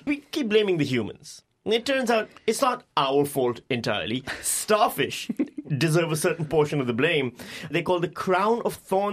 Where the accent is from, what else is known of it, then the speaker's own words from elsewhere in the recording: Pakistan; I'm from Pakistan